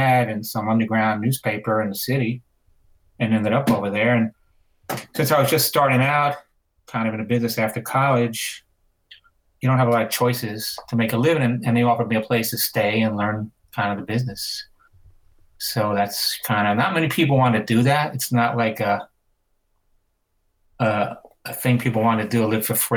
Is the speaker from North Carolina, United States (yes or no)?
no; New York City, New York, United States; moved away as an adult; also born or lived in Los Angeles; I lived in New York, so I'm from Brooklyn